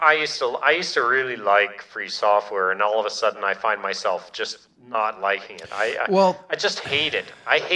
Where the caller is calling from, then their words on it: Minneapolis, Minnesota, United States; I'm calling from Minneapolis, Minnesota.